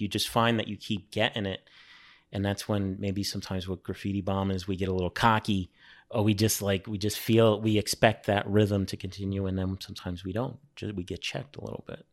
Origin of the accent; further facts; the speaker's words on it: New York City, New York, United States; moved away as an adult; also born or lived in Brooklyn, New York; now in France; I grew up on Staten Island